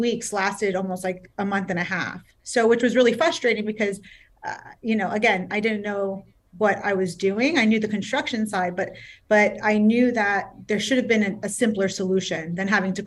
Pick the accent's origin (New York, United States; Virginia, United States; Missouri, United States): New York, United States; New York City; now in South Florida, United States; I'm born and raised in Queens, New York. I am a city girl